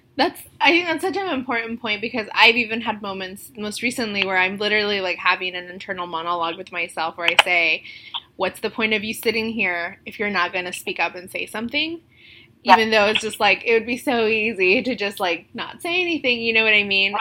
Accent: Indianapolis, Indiana, United States; moved away as an adult; now in Chicago, United States; I came from Indianapolis, which was not diverse at all

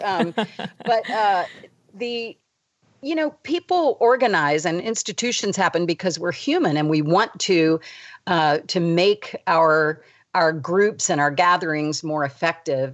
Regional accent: United States; also born or lived in Davidson, North Carolina; we moved to the suburbs of D C

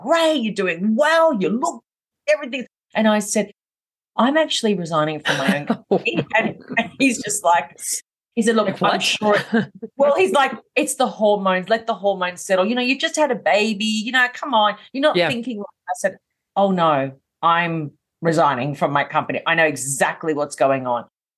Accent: Melbourne, Victoria, Australia; I'm from Melbourne in Australia, hence why I have the accent.

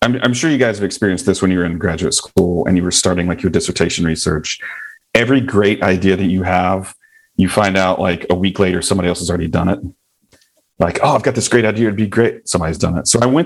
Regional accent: the South, United States; accent: Southern; growing up in the South

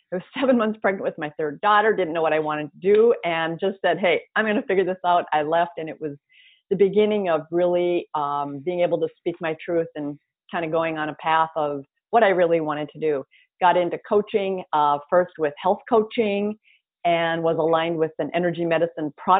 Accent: North Dakota, United States; moved away as an adult; also born or lived in Twin Cities, Minnesota; Grew up in North Dakota, went to grad school, got my MBA in marketing

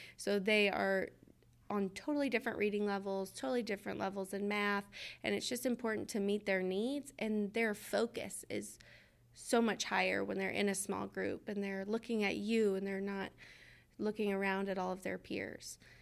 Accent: Georgia, United States; I'm from Georgia

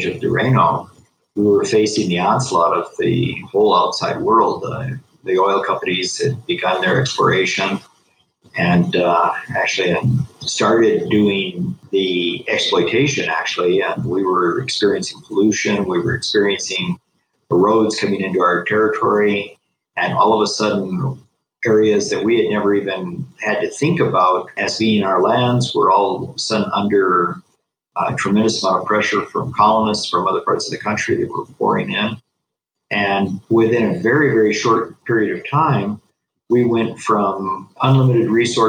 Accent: Amazon region, Ecuador; I am the son of missionaries who came to Ecuador in the 1950s, and I was born here in the Amazon headwaters and was raised within two different cultures

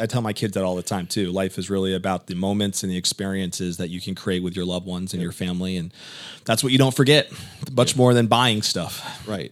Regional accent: Connecticut, United States; moved away as an adult; now in Tampa, United States; I'm from Connecticut

